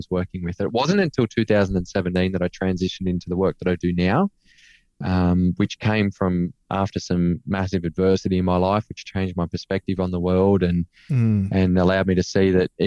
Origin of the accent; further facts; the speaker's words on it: Cobar, New South Wales, Australia; moved away as an adult; also born or lived in Canberra; growing up in Cobar, my grandparents were a big part of my life there.